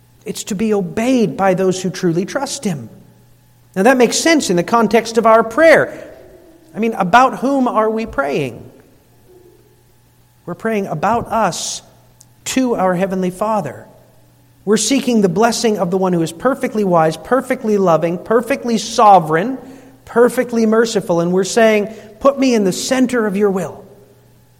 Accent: United States; we're Dutch or because we're American

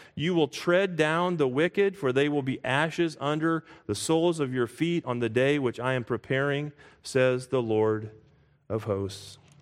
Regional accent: United States

